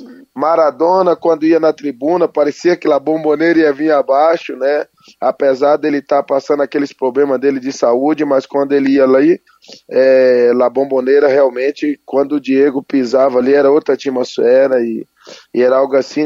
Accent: Brazil; eu sou brasileiro e negro

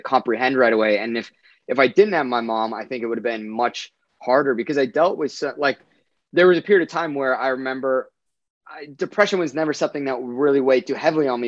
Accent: Orange County, California, United States; I grew up in Orange County, which is fairly close to Los Angeles.

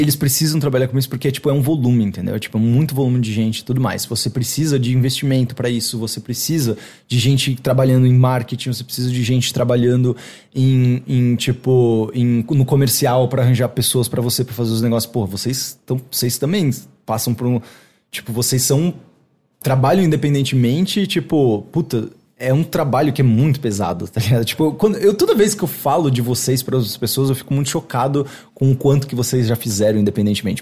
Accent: Brazil; Sou brasileiro demais

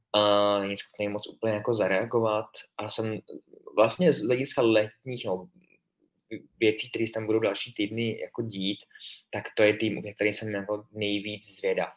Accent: Czechia; jsme z České republiky

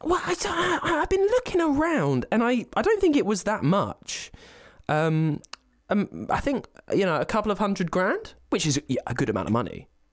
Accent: Berkshire, South East England, United Kingdom; I'm from Berkshire

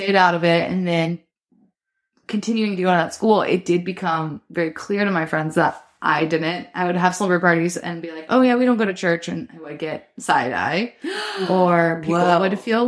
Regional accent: Dallas, Texas, United States; now in New York, United States; my experience in Texas was that my parents are from New York and moved to Texas.

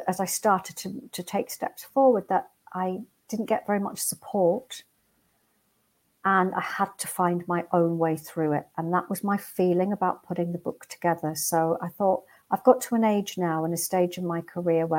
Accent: Newcastle upon Tyne, North East England, United Kingdom; I'm from Newcastle originally and come from a working class background

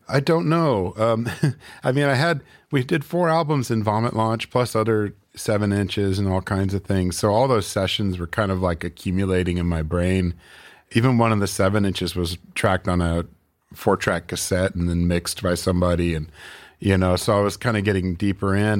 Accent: Northern California, United States; moved away as an adult; also born or lived in Oakland / Grass Valley / Nevada City / Chico; now in Portland, United States; I'm from California, actually. I, I grew up in Northern California.

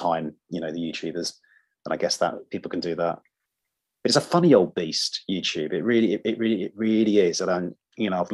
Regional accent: Surrey, South East England, United Kingdom; now in London, United Kingdom; I grew up in Surrey. That's where I grew up

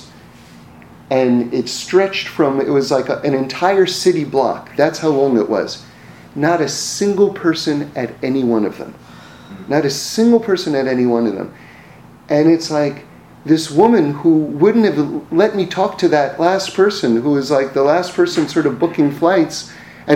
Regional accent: New York, United States; growing up in New York and hearing stories

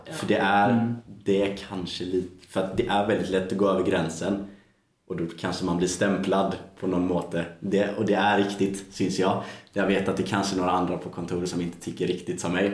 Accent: Gothenburg, Västra Götaland, Sweden; jag är ju från eh, Sveriges bästa stad.

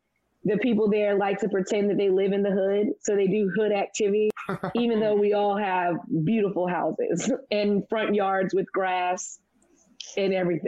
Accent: Roosevelt, New York, United States; now in Los Angeles, United States; I'm from Roosevelt, New York.

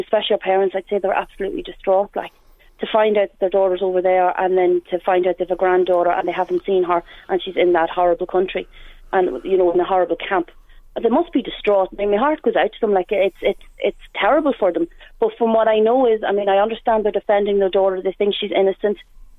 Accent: Dundalk, Leinster, Ireland; born or raised there

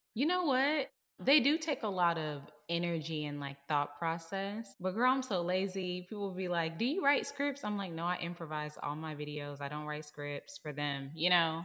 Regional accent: Texas, United States; moved away as an adult; now in San Francisco, United States; I'm from Texas, and I don't wanna live here no more 'cause I grew up here, I went to college here

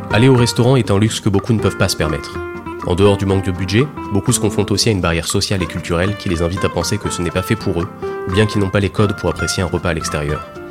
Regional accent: France

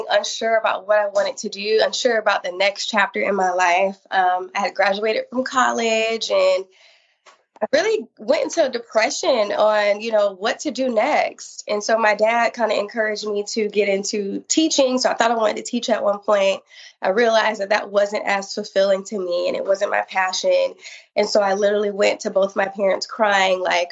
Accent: Tampa, Florida, United States; I'm born and raised in Tampa. So this is my hometown.

